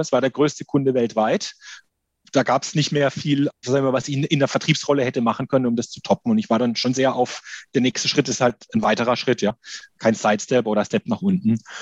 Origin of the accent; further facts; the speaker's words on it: Karlsruhe, Baden-Württemberg, Germany; also born or lived in Berlin; ich komme aus Karlsruhe